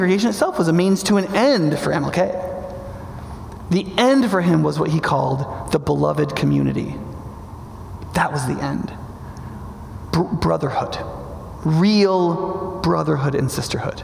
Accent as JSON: {"language": "English", "region": "Northern New York", "country": "United States", "tie": "born or raised there", "said": "I grew up in Northern New York"}